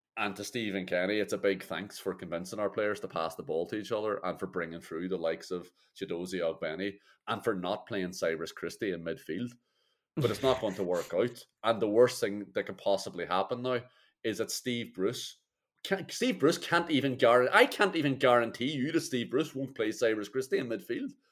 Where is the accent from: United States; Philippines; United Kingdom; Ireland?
Ireland; as an Irish man and an Irish fan